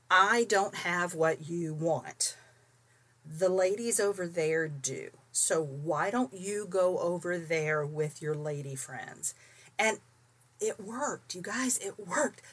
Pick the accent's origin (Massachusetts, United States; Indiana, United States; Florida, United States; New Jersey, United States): Florida, United States; St. Petersburg; moved away; also born or lived in Tampa, Florida / Bible Grove, Missouri; I was raised in St. Petersburg